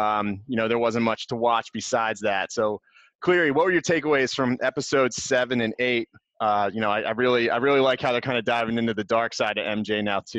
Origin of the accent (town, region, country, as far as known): Llanerch, Pennsylvania, United States